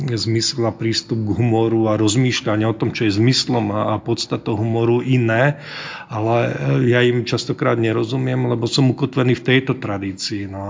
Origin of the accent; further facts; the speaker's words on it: Slovakia; A samozrejme ešte navyše tým, že som vyrastal v Československu, tak tie niektoré veci už naozaj neodbúram zo, zo svojho DNA kultúrneho